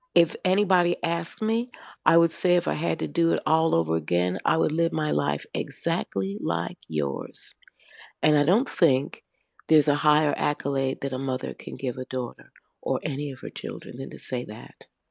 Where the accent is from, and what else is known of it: United States; moved away as an adult; now in United Kingdom